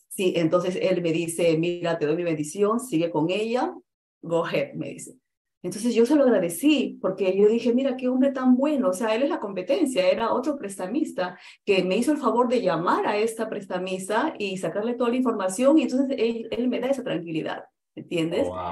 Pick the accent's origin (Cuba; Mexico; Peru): Peru; now in United States; yo soy de Perú